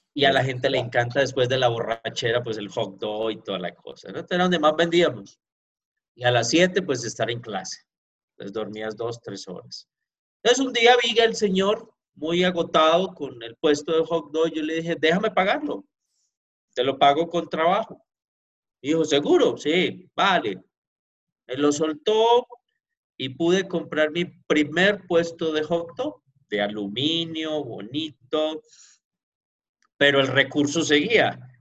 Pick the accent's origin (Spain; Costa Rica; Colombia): Colombia; Pereira, Risaralda; moved away as an adult; now in Mexico; Yo soy de la ciudad de Pereira, Colombia